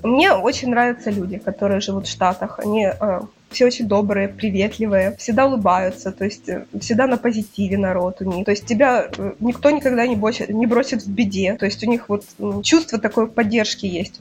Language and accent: Russian; Kyiv, Ukraine; я родилась в Киеве